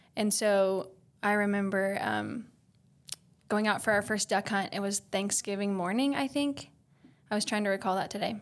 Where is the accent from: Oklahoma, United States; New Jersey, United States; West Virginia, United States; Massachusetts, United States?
Oklahoma, United States; I was born and raised in Oklahoma.